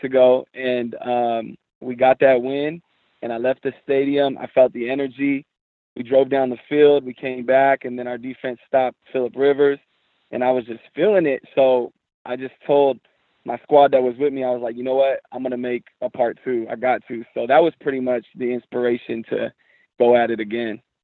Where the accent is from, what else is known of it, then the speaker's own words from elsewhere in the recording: San Jose, California, United States; I was born and raised in San Jose, California